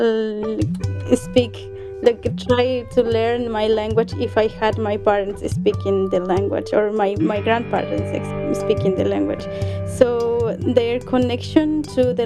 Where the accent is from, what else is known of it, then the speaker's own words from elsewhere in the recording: Tungurahua, Ecuador; first language Quechua; English is a second language; moved away as an adult; I'm Ecuadorian. My culture is called Salasaca. So there we speak Quechua